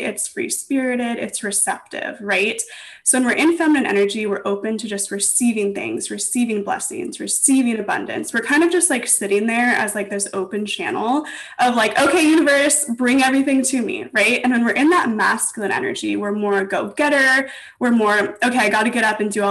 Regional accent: Los Angeles, California, United States; also born or lived in Santa Barbara / New York; I was actually born and raised in Los Angeles, and I live here now

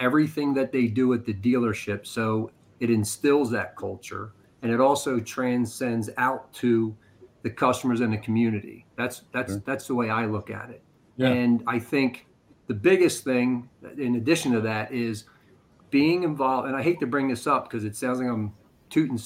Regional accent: Harrisburg, Pennsylvania, United States; also born or lived in outside of Philadelphia; I'm from Harrisburg and outside of Philly

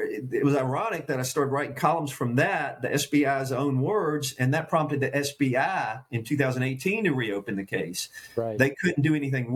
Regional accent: coastal plain of Virginia, United States; the part of the coastal plain I grew up in Virginia

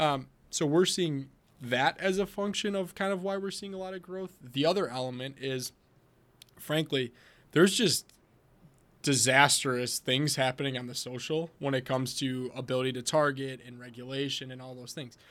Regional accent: Wisconsin, United States; I'm from Wisconsin, so we drink a lot of beer here

